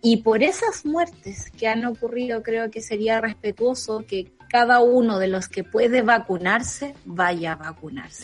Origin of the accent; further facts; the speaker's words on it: Santa Cruz, O'Higgins, Chile; Santa Cruz y hay 30 personas menos en mi pueblo